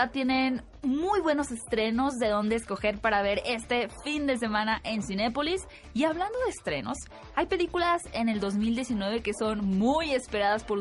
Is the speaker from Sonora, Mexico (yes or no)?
yes; Hermosillo, Sonora, Mexico; eh, yo soy de Hermosillo. ¿verdad?